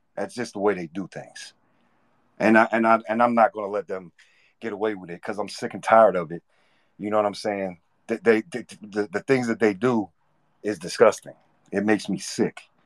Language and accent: English; Philadelphia, Pennsylvania, United States; I'm from Philadelphia